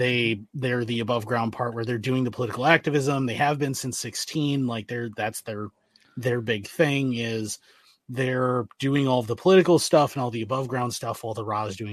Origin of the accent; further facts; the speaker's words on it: Northern Ireland, United Kingdom; I grew up in Ireland, so during the Troubles.